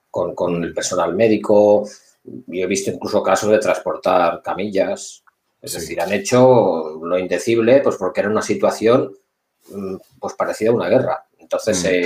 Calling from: Barcelona, Catalonia, Spain

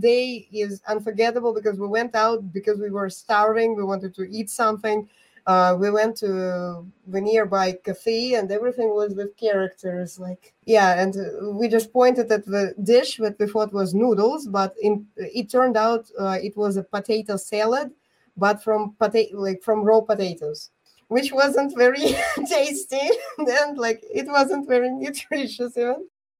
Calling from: Bulgaria; I'm joining from Bulgaria.

